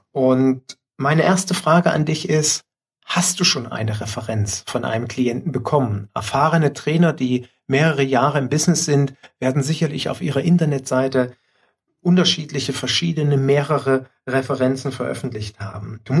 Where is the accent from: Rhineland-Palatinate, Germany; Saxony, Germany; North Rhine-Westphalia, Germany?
Saxony, Germany; Leipzig; born there; also born or lived in Dresden; Weil ich als gebürtiger Leipziger mich heute tatsächlich bei den Leipzigern bedanken muss.